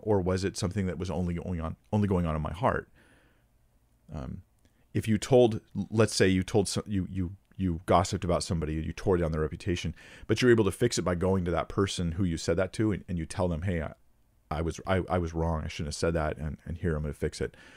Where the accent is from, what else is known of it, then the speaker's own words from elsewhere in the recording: United States; I'm American